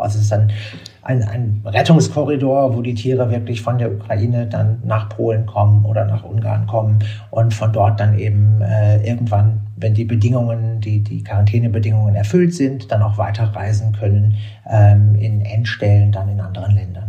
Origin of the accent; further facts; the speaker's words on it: Berlin, Germany; ich bin in Berlin aufgewachsen, äh, zur Zeit, als noch die Mauer stand